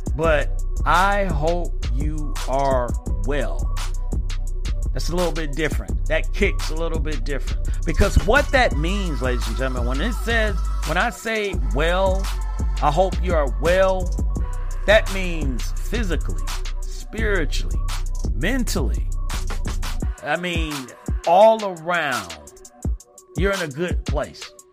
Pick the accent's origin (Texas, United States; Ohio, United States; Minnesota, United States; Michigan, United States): Michigan, United States; Flint; my hometown